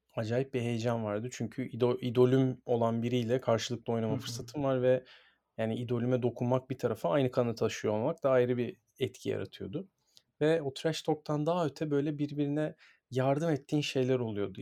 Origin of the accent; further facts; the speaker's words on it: Istanbul, Turkey; Ben çok şanslıyım ki sahanın içinde doğdum, büyüdüm ve e, böyle gururlu bir şekilde kendimi spor sergi çocuğu olarak görüyorum.